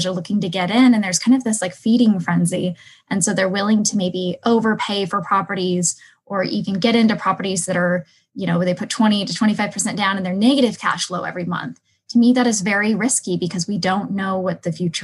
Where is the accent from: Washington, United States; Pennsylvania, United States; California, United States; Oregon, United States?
Washington, United States; Seattle; moved away as an adult; now in Phoenix, United States; I come from Seattle, Washington, which is one of the, well, it's becoming one of the most unfriendly landlord cities